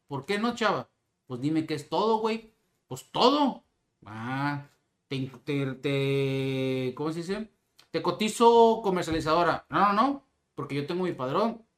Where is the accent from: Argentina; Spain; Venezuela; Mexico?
Mexico; como mexicano